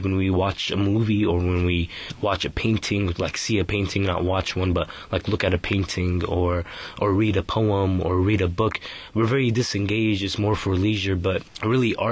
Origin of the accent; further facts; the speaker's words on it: San Francisco, California, United States; I was born in San Francisco, California. I've been here most of my life.